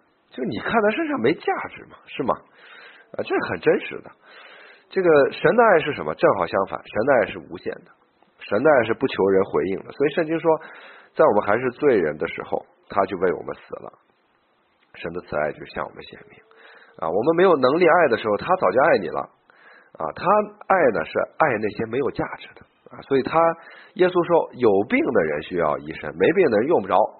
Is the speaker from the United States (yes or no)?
no; China; also born or lived in Beijing; 我们中国人呢，这个这个很难，就是相信基督基督教这个这一关呀很难过啊